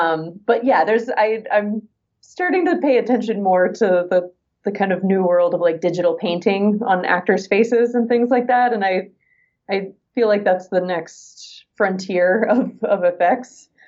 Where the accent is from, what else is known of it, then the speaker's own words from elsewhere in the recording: United States; But as an American actor, used to, you had to live in Los Angeles if you wanted to be a film or TV actor.